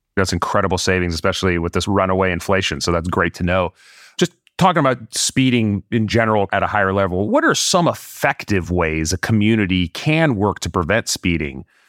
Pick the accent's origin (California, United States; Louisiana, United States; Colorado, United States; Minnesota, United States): California, United States; also born or lived in Los Angeles; I am a Californian. I live in Los Angeles